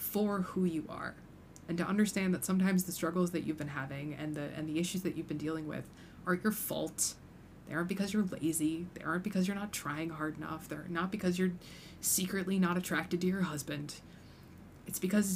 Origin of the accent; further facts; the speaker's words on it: United States; I grew up in the Quad Cities